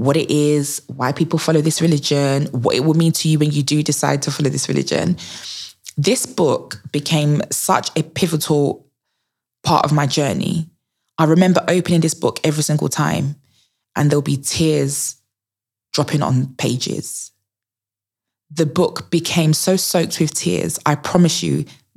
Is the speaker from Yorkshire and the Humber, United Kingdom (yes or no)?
no; Essex, East of England, United Kingdom; where I grew up was in Essex